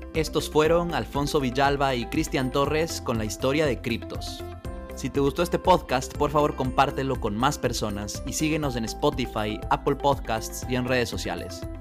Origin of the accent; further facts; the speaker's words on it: Ecuador; siendo ecuatoriano